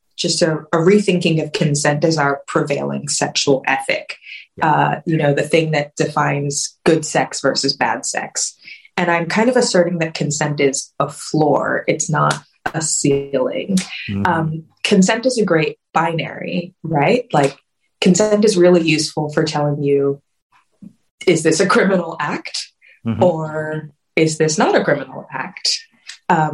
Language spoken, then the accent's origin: English; Richmond, Virginia, United States; I grew up in Richmond, Virginia, where we were an abstinence only curriculum